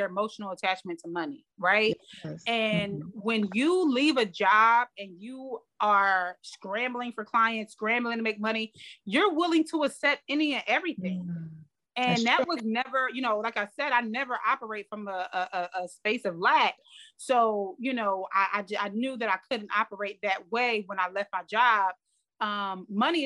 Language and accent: English; New Jersey, United States; I mean we're both from New Jersey